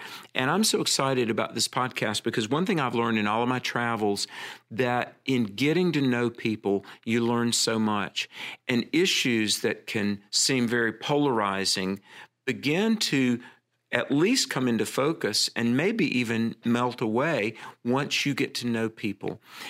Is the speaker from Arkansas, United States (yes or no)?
no; North Carolina, United States; You know, I grew up in Central North Carolina in the South.